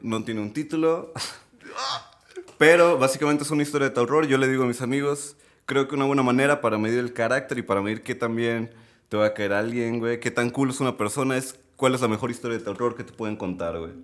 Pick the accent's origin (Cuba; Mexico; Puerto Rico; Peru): Mexico; Tepic, Nayarit; also born or lived in Mazatlán, Sinaloa; a los 7, 8 años, llego a vivir ahí aproximadamente unos 7 años más. Entonces, bueno, pues crezco ahí